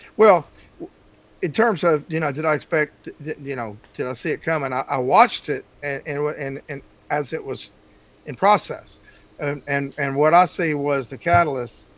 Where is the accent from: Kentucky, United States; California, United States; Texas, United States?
Texas, United States; moved away; I grew up in Texas